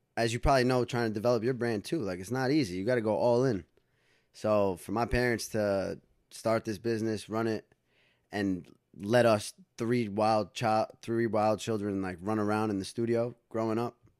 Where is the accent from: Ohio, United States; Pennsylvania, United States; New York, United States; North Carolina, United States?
New York, United States; Dobbs Ferry; also born or lived in White Plains, New York / Los Angeles; I was born in White Plains, New York, actually. Yep. Born in White Plains. Grew up in Dobbs Ferry